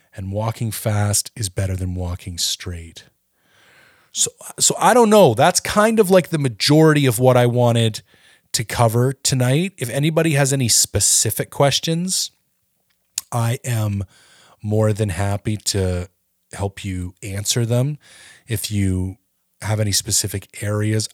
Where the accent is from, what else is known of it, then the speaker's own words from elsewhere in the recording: Ontario, Canada; I'm from Ontario